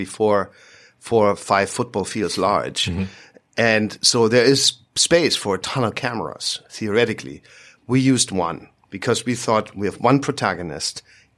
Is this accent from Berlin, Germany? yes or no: yes; Berlin, Germany; he's from London, I'm from Berlin.